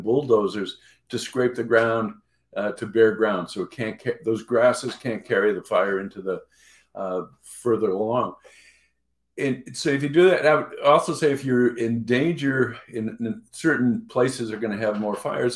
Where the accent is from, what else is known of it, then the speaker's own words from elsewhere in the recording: New England, United States; I grew up in New England